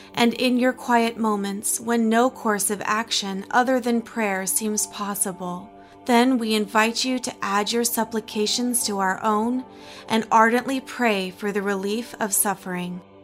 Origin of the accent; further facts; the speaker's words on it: Logan, Utah, United States; I was raised in Logan, Utah, as a Baha'i